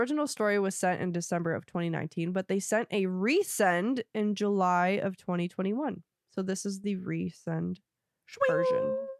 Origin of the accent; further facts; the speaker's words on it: Germany; I'm from Germany.